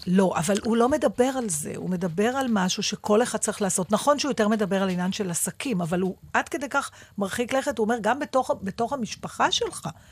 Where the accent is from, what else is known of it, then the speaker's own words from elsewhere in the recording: Givatayim, Tel Aviv District, Israel; בילדותי, בשנות ה-60 וה-70 בגבעתיים